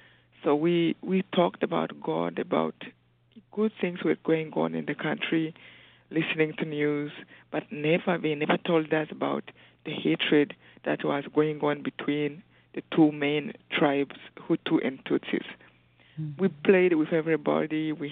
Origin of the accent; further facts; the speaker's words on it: Mataba, Rwanda; I grew up in Rwanda in a small village called Mataba around a lake, a huge lake.